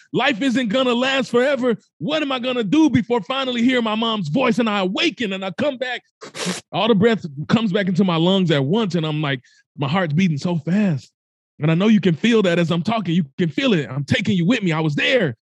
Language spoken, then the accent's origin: English; Mississippi, United States; I told you I was born in Mississippi. If you don't know much about that, it's the poorest state in the United States of America. So, I grew up no stranger to poverty.